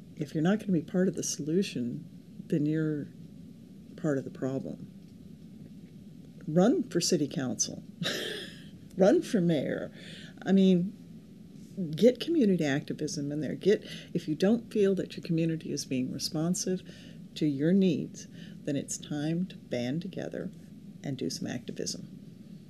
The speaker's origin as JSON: {"language": "English", "region": "California", "country": "United States", "tie": "born or raised there", "said": "I grew up in California, and a place where we have less than 10 inches of rain a year"}